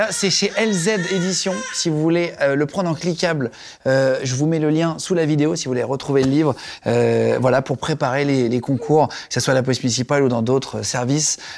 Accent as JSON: {"language": "French", "area": "the North", "region": "Hauts-de-France", "country": "France", "said": "je suis du Nord, donc ça va."}